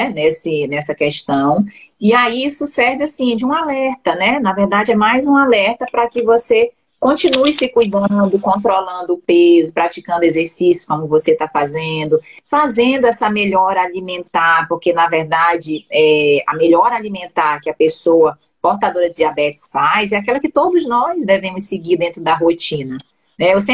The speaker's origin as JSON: {"language": "Portuguese", "town": "Vitória", "region": "Espírito Santo", "country": "Brazil", "said": "Eu sou de Vitória, moro em Vitória."}